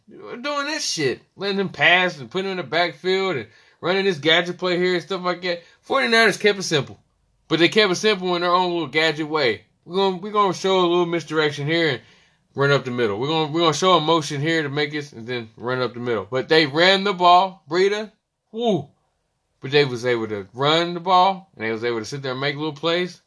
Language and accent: English; Charleston, West Virginia, United States; I'm from West Virginia, born and raised, Charleston, West Virginia.